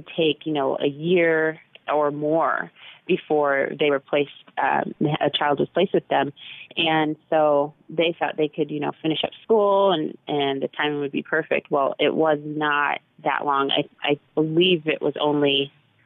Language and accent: English; Massachusetts, United States; also born or lived in Texas; I was born in Texas. She flew with me from Texas to Massachusetts, and that's where my parents kind of met me